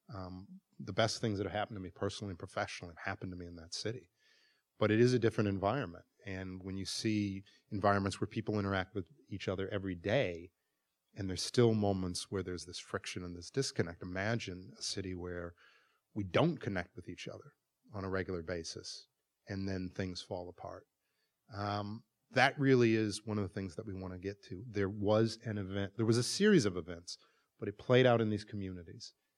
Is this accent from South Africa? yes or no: no; Milwaukee, Wisconsin, United States; moved away; It is one of the most segregated cities in America, and I grew up there